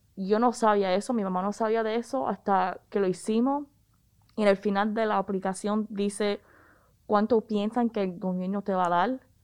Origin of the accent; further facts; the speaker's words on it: Raleigh, North Carolina, United States; los padres míos son cubanos, yo me crié en Raleigh